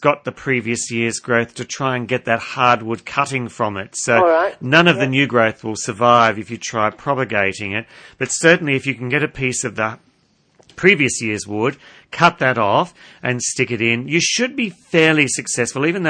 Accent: Minmi, New South Wales, Australia; It's my hometown.

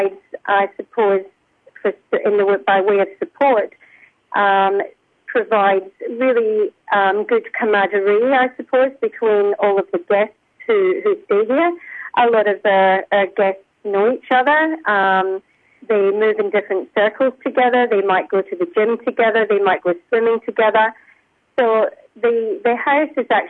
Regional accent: Scotland, United Kingdom; moved away as an adult; now in Australia; I'm Scottish. I've lived in Australia for almost 32 years.

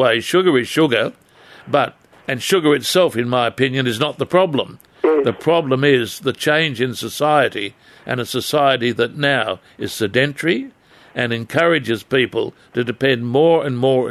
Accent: Adamstown, New South Wales, Australia; growing up in Adamstown

